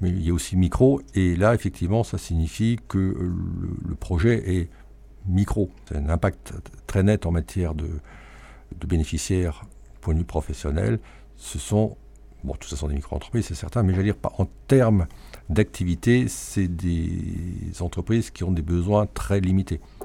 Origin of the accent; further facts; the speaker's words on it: Alsace, Grand Est, France; En tant qu'Alsacien